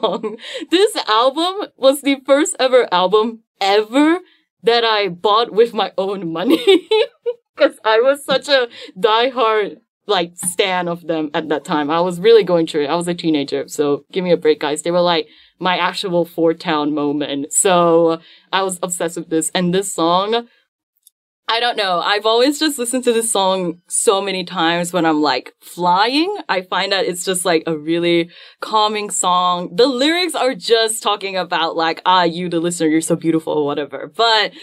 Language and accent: English; Malaysia; my pride as a Malaysian